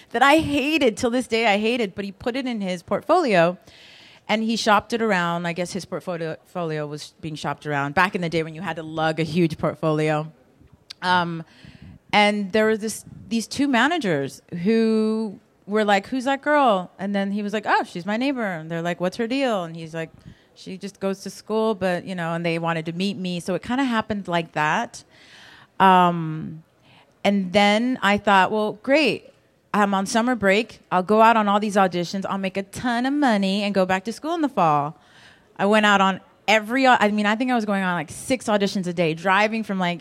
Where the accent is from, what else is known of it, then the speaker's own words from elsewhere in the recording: Los Angeles, California, United States; I grew up in Los Angeles